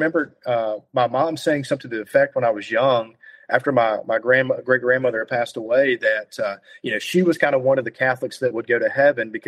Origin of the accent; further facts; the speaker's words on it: the South, United States; also born or lived in North Carolina; now in Alabama, United States; If anyone listening can tell, I'm from the South